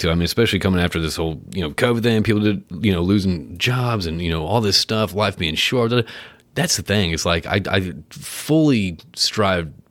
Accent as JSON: {"language": "English", "region": "Connecticut", "country": "United States", "tie": "born or raised there", "said": "I remember growing up in Connecticut."}